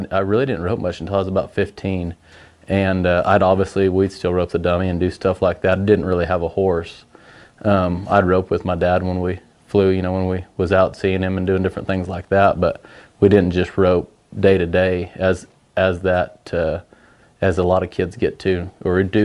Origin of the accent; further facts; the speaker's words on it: California, United States; I was born in California. My dad, obviously, is a world champion team roper, so I grew up around rodeo and roping a lot